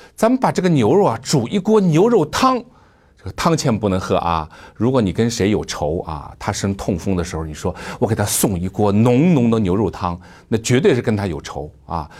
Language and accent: Chinese; China; 我们中国人一个习惯啊